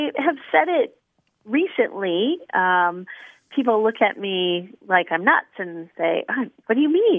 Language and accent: English; Minnesota, United States; now in Tallahassee, United States; when I was growing up, I grew up in Minnesota